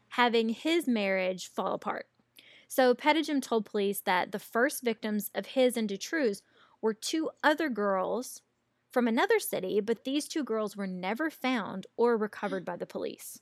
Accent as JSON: {"language": "English", "area": "American South", "region": "Southern United States", "country": "United States", "accent": "Americanized Southern", "said": "my Americanized Southern accent"}